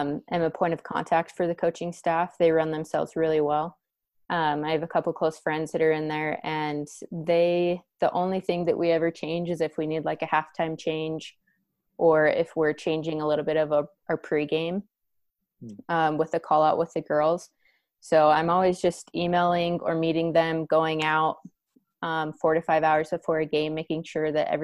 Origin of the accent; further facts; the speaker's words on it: Vernal, Utah, United States; now in Spokane, United States; I'm originally from Vernal, Utah. It's a small town farming community